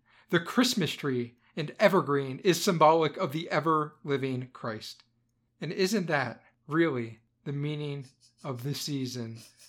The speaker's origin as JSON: {"language": "English", "country": "United Kingdom", "said": "I'm British."}